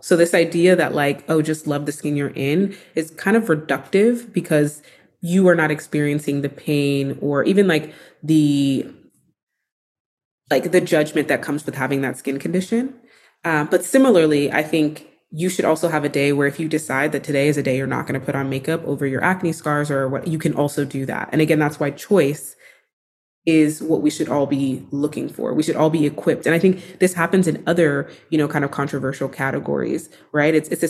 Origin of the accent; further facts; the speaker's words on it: Texas, United States; I didn't know you could be a beauty editor when I was growing up in Texas.